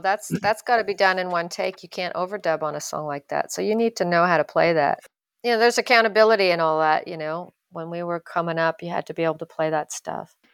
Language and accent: English; Ottawa, Ontario, Canada; moved away as an adult; also born or lived in Vancouver; my French skills are pretty strong growing up in Ottawa